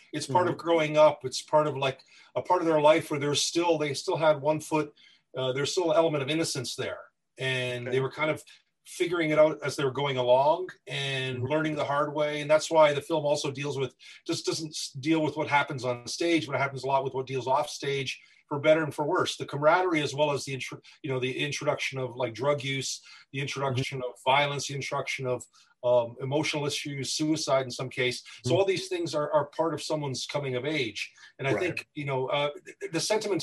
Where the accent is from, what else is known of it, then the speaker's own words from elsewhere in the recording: Windsor, Ontario, Canada; also born or lived in Toronto, Ontario; I was born in Toronto, raised in Windsor, but formed in Detroit